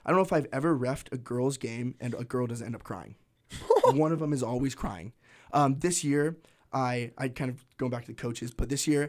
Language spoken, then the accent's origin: English; Tri-Cities, Washington, United States; I'm from the Tri-Cities